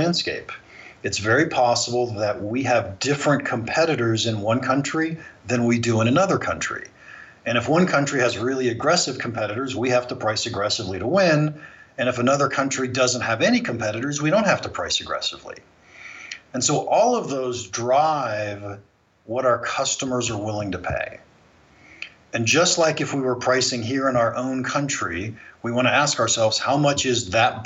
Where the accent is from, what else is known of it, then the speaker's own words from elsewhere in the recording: Ohio, United States; moved away; also born or lived in California; I was born and raised in Ohio. And in the early 1980s, I moved to California